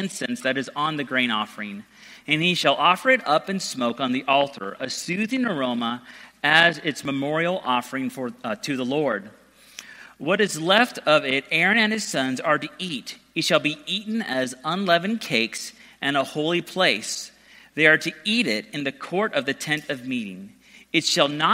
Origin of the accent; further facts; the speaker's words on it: Georgia, United States; also born or lived in San Diego, California; I grew up in San Diego the first 8 years of my life, and my parents were used to ministers who would wear flip-flops and Hawaiian shirts. Then we moved to Georgia